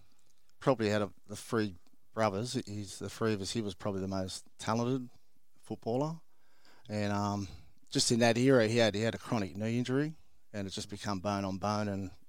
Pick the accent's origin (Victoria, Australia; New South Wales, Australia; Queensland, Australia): New South Wales, Australia; Botany; I'm a Botany boy, born in Botany. One of seven siblings. Great place. In my childhood, it was a great place to grow up. It was very industrial, very working class.